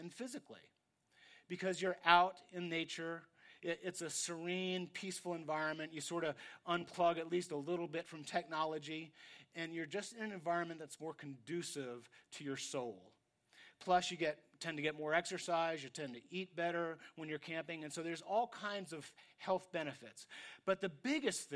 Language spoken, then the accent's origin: English; New York, United States; I grew up in New York, and we're kind of cynical there.